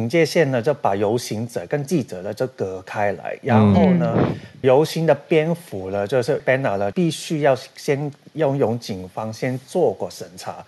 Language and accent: Chinese; Hong Kong; 所以大大家以为就是、嗯、我们香港人都以为说我们的嘉欣 BB 就是那个我们